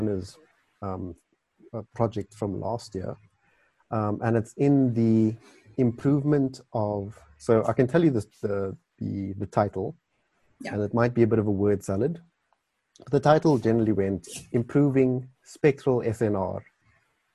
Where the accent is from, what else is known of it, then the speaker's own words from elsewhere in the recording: Carnarvon, Northern Cape, South Africa; now in Cape Town, South Africa; I was born in the Northern Cape, so that had a big influence on my desire to study astronomy. The night skies there are brilliant. If you go to Carnarvon, which is where I'm from